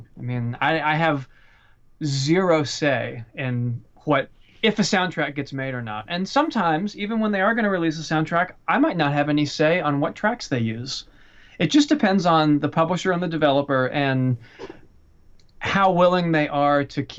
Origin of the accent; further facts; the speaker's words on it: the South, United States; I lived in LA for a while, but I was born in the South.